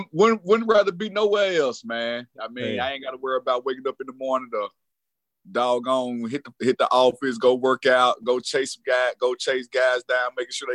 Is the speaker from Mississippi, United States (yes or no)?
yes; Laurel, Mississippi, United States; born or raised there